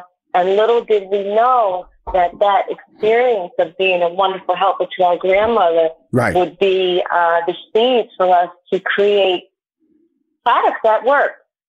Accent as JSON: {"language": "English", "region": "New York", "country": "United States", "lives_now": "Miami, United States", "said": "So right now I'm calling from South Florida. I'm in Miami. I'm originally from New York, but I was able to get here."}